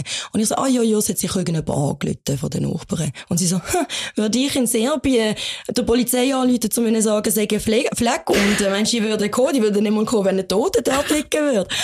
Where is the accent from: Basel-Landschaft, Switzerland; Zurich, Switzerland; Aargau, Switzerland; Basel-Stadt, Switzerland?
Basel-Stadt, Switzerland; Basel; bei uns in der Schweiz